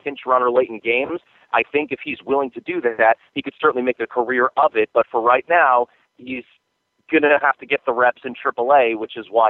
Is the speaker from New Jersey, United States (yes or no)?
yes; New Jersey, United States; moved away as an adult; now in Fresno, United States; I'm actually from New Jersey, not New York. I grew up 50 miles outside of New York City, and both my parents are from New York. So I'm technically from New Jersey